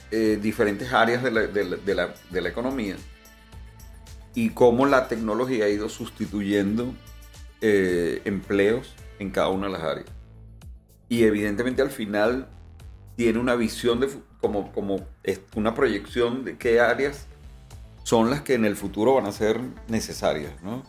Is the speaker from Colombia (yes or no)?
no; Venezuela; como venezolano